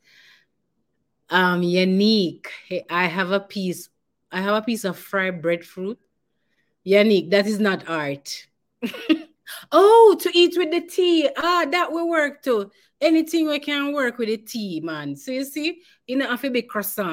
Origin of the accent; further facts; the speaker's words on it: Jamaica; moved away; what we are as Jamaican and who we are as a people